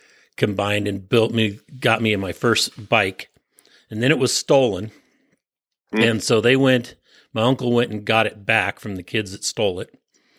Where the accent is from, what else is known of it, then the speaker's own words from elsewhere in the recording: San Francisco Peninsula, California, United States; And I grew up on the San Francisco Peninsula.